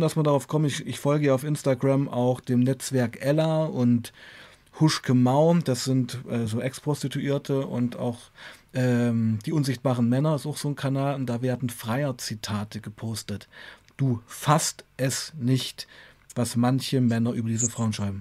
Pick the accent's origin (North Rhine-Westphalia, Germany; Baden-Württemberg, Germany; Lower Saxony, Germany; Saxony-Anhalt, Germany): Saxony-Anhalt, Germany; Weißenfels; moved away as an adult; also born or lived in Leipzig; nach Hause, nach Weißenfels ging, äh, meiner Heimatstadt